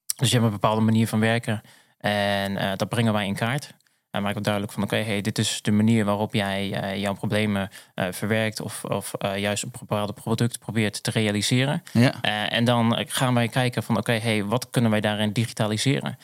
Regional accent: Zwolle, Overijssel, Netherlands; also born or lived in The Hague; now in Purmerend, Netherlands; Ik ben echt een Zwollenaar. Wij zeggen ook wel een blauwvinger. Ben ik geboren en getogen.

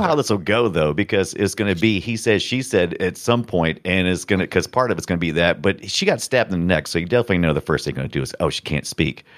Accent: United States; I'm American

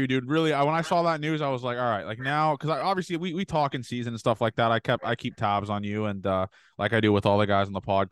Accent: Canada; I'm Canadian

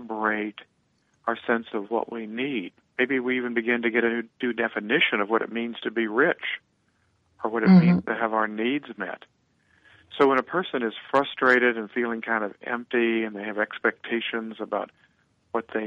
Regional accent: Missouri, United States; So am I. We're both born in Missouri

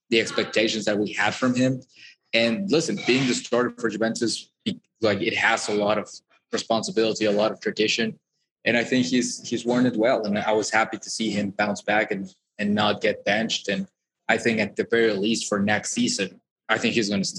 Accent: Puebla, Mexico; with my hometown team

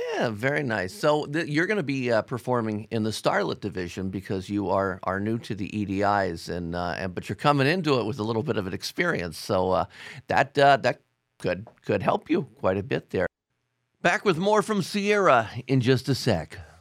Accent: Ohio, United States; Ohio, my home state

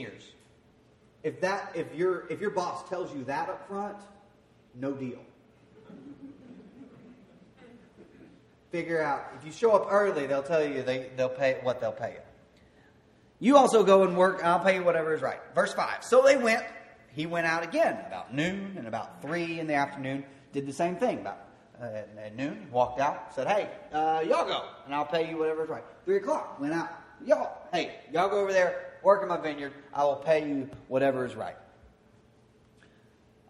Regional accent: Queen, Arkansas, United States; moved away; Where I grew up in Queen, Arkansas, there weren't a whole lot of musicians

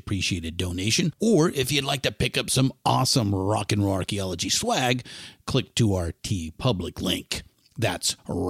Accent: California, United States; now in Northern California, United States; I was born and raised in Southern California.

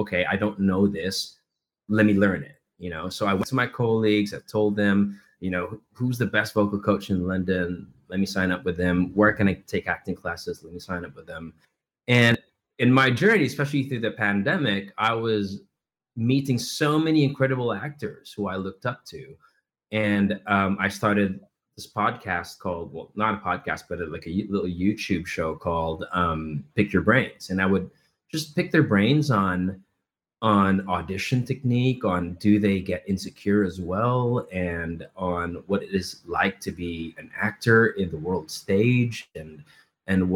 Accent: Philippines; moved away as an adult; I come from the Philippines, where we absolutely love theater. We love musical theater. I grew up in that industry.

